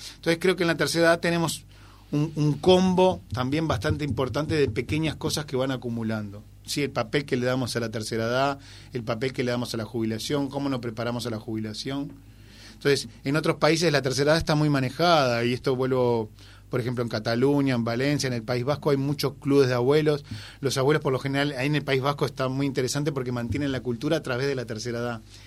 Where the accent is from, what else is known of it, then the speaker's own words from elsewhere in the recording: Uruguay; nosotros como uruguayos